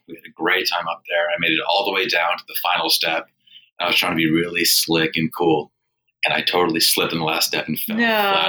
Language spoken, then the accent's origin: English; Maryland, United States; moved away; also born or lived in Brooklyn; I grew up in Maryland, probably about 25 miles from where I was living